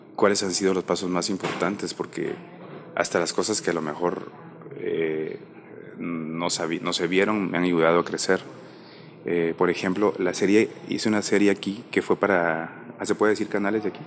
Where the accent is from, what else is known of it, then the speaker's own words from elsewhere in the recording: Guatemala; yo soy de Guatemala